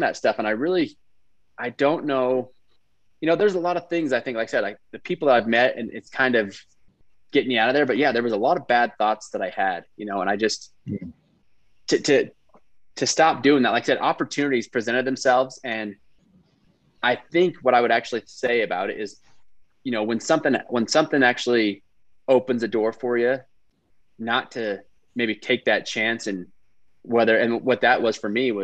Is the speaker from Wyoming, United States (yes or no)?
yes; Wyoming, United States; I'm from Wyoming.